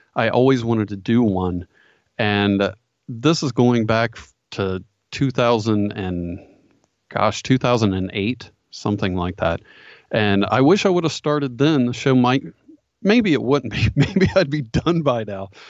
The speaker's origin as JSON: {"language": "English", "town": "Dayton", "region": "Ohio", "country": "United States", "tie": "born or raised there", "said": "grew up in Ohio. Pretty much, uh, I actually bought my childhood home and, uh, I've been here all my life"}